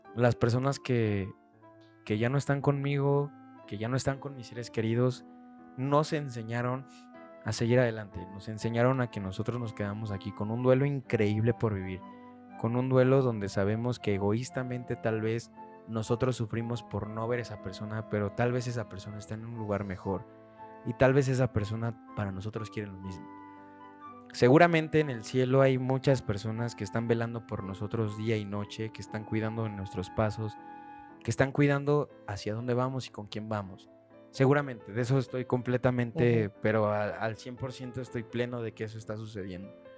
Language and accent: Spanish; Mexico City, Mexico; tenía seis años cuando nos fuimos del centro de Iztapalapa.